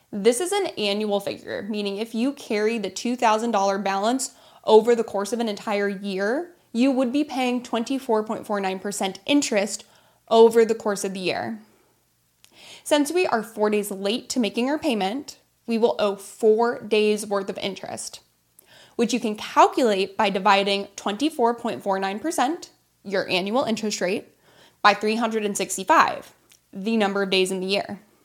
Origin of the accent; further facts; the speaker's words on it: United States; I went into Wells Fargo in my hometown to open a savings account, not a credit card, and ended up being one of the millions of Americans